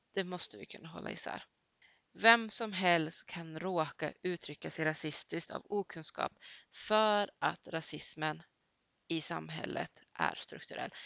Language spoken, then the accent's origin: Swedish; Sweden; Jag har gått hela mitt liv i svensk skola